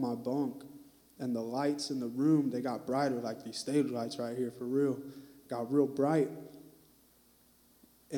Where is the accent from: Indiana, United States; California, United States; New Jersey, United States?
Indiana, United States; Fort Wayne; moved away as an adult; now in Terre Haute, United States; I'm from Fort Wayne, Indiana. And so that's up northeast, top corner where it's cold.